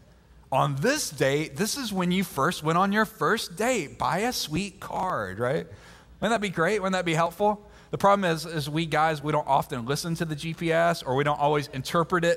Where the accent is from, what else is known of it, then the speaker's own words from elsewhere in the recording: Mississippi, United States; now in Georgia, United States; I grew up most of my life in Mississippi.